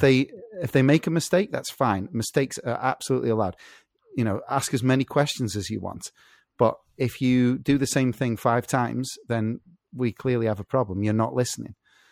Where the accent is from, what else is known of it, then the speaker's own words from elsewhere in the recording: England, United Kingdom; I'm English.